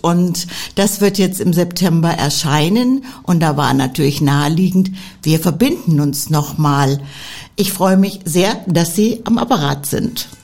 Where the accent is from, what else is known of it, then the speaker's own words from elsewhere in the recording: Northern Hesse, Germany; also born or lived in Tübingen; now in Stuttgart, Germany; zu Hause war ich in Nordhessen